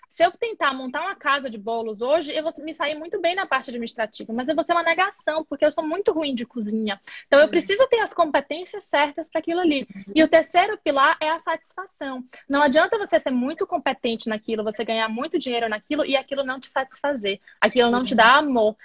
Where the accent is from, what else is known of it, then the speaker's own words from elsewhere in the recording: Bahia, Brazil; moved away as an adult; now in United States; eu sou da Bahia